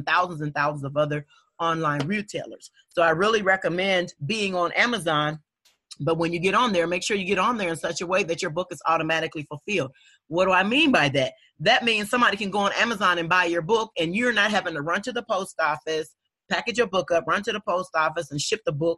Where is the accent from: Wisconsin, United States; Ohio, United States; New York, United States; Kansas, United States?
Ohio, United States; Dayton; born or raised there